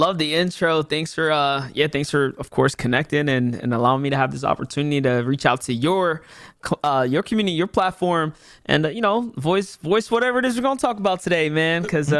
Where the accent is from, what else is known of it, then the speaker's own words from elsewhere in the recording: New York City, New York, United States; I'm from the Bronx. I'm a Bronx native. New York City native, born and raised in pretty much Hunts Point, Soundview, you know, Parkchester, Six Line kind of area.